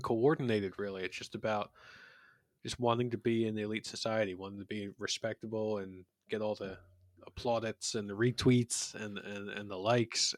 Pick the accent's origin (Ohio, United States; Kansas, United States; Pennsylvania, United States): Pennsylvania, United States; Philadelphia; in my hometown of Philadelphia